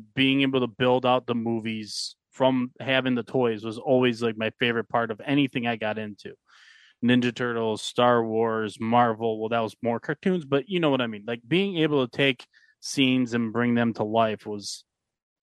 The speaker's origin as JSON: {"language": "English", "town": "Buffalo", "region": "New York", "country": "United States", "tie": "born or raised there", "said": "Growing up in Buffalo"}